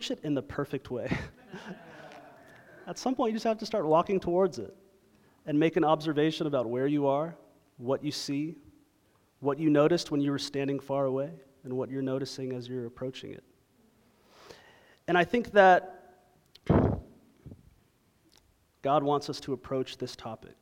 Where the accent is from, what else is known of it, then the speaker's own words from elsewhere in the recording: Toronto, Ontario, Canada; now in Dallas, United States; I was raised in Toronto, Ontario